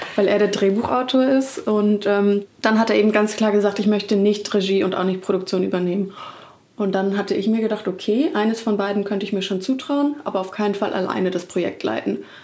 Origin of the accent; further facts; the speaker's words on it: Hamburg, Germany; now in Berlin, Germany; in Hamburg, ähm, da wo ich aufgewachsen bin.